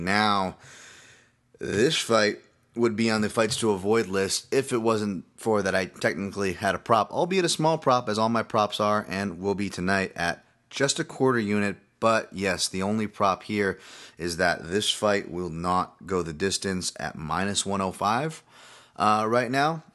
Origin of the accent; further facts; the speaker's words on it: West Coast America, United States; also born or lived in Hawaii; I moved from Hawaii when I was six, and I'd go back to visit every year, but mainly grew up here in the United States, West Coast America